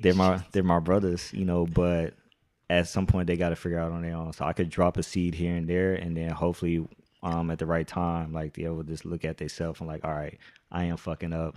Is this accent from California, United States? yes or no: yes; Carson, California, United States; I'm from Carson